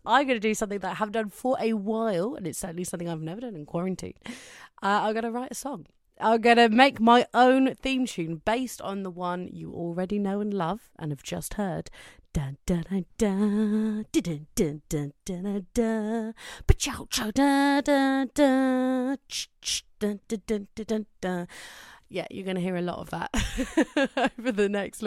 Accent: Cornwall, South West England, United Kingdom; I'm from Cornwall in England

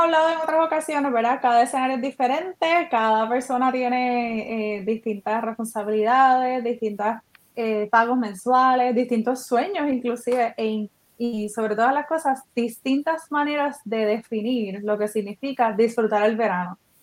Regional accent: Puerto Rico; eso que nos caracteriza como boricuas

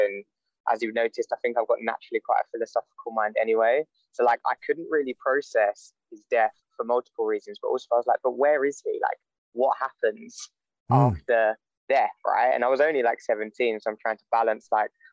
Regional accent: London, United Kingdom; moved away as an adult; I grew up in London, moved out of London when I was 18 to go to university

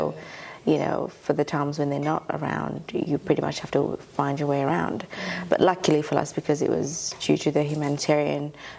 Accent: Ethiopia; now in Australia; I'm from Ethiopia. Also Ethiopian Eritrean. My mum's Eritrean and my father's Ethiopian.

